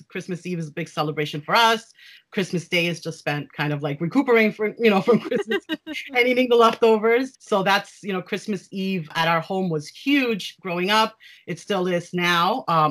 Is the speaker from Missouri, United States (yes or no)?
no; New York City, New York, United States; also born or lived in Pennsylvania; I was raised in New York City, live in New York City, although right now because of the pandemic, we're staying in Pennsylvania with my parents so that we can all quarantine together. I'm the daughter of immigrant parents from Uruguay